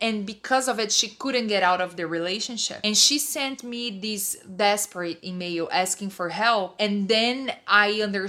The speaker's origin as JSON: {"language": "English", "region": "São Paulo", "country": "Brazil", "second_language": "English", "moved": "yes", "said": "Oh, Sao Paulo."}